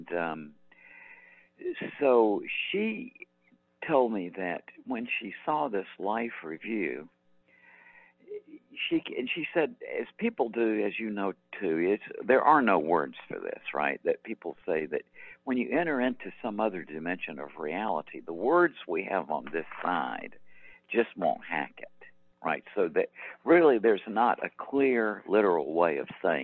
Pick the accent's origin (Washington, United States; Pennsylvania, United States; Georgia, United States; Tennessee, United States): Georgia, United States; Macon; my hometown of Macon, Georgia